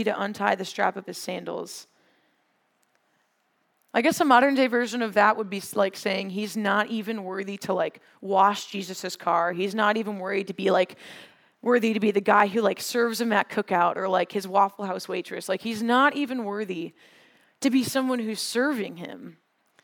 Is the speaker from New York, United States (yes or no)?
no; Wisconsin, United States; I'm from Wisconsin. There's a lot of farms and fields. When we go on field trips sometimes, we went on a field trip to a dairy farm when I was in middle school